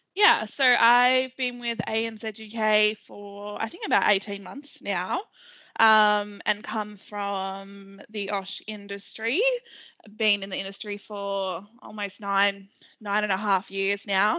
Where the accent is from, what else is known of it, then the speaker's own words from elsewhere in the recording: Melbourne, Victoria, Australia; I grew up in Melbourne, eastern suburbs.